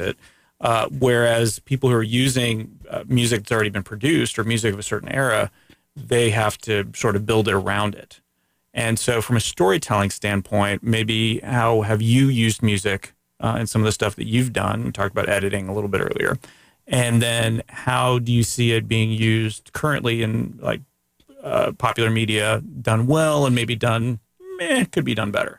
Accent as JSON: {"language": "English", "region": "Central Florida", "country": "United States", "tie": "born or raised there", "also_born_or_lived": "Canada", "first_language": "Greek", "second_language": "English", "said": "I've lived in Florida for over forty-three years. In two parts of Central Florida."}